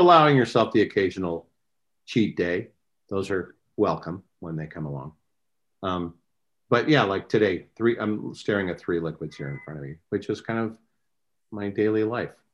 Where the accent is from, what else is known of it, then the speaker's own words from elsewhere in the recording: Westland, Michigan, United States; moved away as an adult; now in California, United States; I grew up in Westland, Michigan